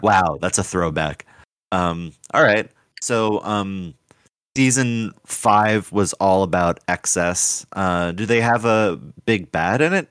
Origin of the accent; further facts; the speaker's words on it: New Jersey, United States; where I grew up in Jersey